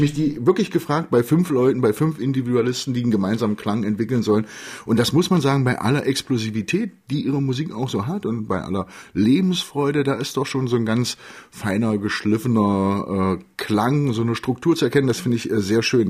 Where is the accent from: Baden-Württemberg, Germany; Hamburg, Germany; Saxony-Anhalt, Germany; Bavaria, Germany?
Saxony-Anhalt, Germany; Magdeburg; ich bin Magdeburger